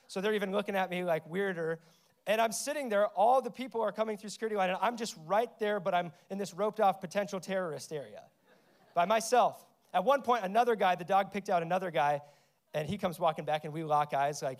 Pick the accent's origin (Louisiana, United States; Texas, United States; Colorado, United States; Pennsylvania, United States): Colorado, United States; Denver; moved away as an adult; now in Austin, United States; I'm originally from Denver, but I moved here to plant a church 3 years ago.